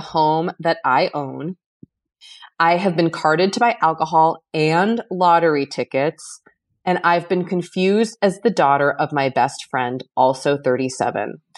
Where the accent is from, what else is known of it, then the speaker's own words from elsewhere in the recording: Boston, Massachusetts, United States; moved away; I felt such hometown pride. And I was, like, wanted to be, like, "It's me, I'm from Boston."